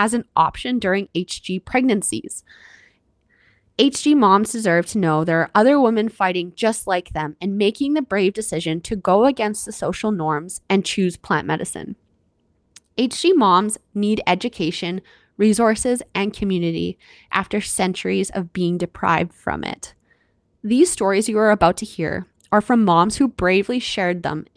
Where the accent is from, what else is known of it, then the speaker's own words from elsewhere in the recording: Canada; I'm your Canadian host